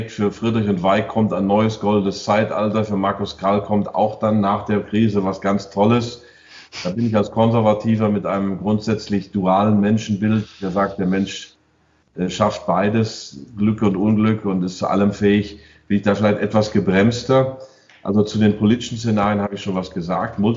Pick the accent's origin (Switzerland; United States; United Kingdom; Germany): United States; Ich war äh, zehn Jahre dort. Ich bin Amerikaner.